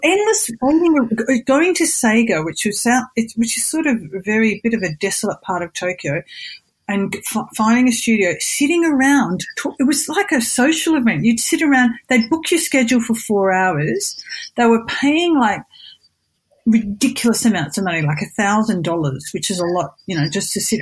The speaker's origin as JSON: {"language": "English", "country": "Australia", "moved": "as an adult", "lives_now": "Japan", "said": "I'm not, I'm Australian."}